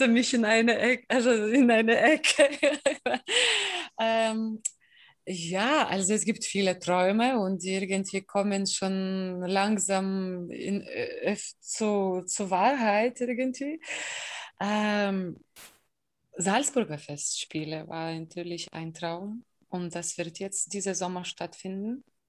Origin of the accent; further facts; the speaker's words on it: Kaunas, Kaunas County, Lithuania; German is a second language; moved away as an adult; now in Germany; in Kaunas, wo ich geboren bin und wo ich studiert habe